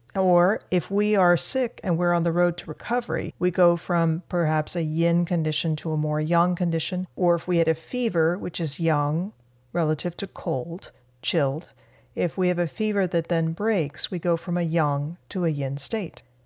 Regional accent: Argentina; now in United States; I'm an immigrant from Argentina, and I've been a U S citizen for many years

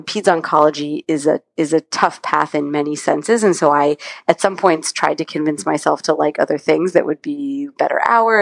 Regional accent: California, United States; I was volunteering at Stanford Children's Hospital, which is where I grew up in California

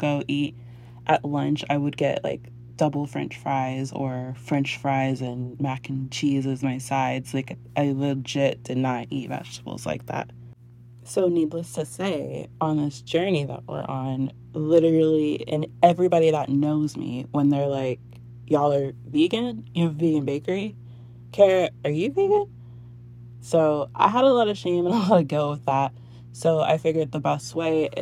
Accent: San Antonio, Texas, United States; I am born and raised in San Antonio, Texas.

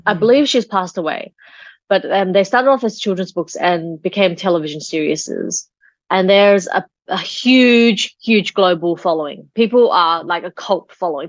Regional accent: Australia; when I was growing up in Australia, my sister and my brother

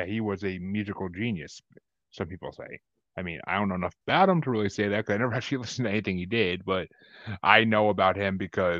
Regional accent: New York, United States; I'm from New York

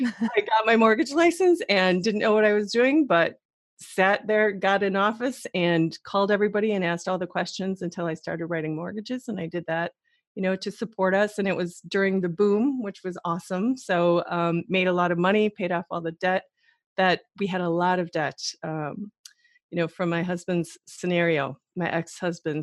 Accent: Wisconsin, United States; moved away as an adult; also born or lived in New York City / Middle East; I'm originally from the Midwest, like you girls, both of you. So Wisconsin's my home

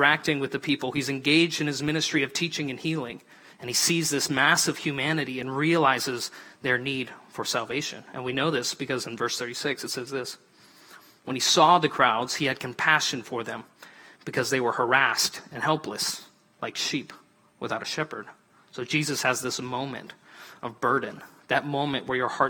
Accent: Montana, United States; I'm from Montana

